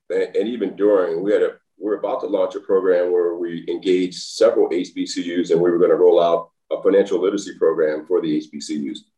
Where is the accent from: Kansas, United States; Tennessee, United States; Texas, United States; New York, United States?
Tennessee, United States; Nashville; born there; I was born in Nashville, Tennessee, by the way.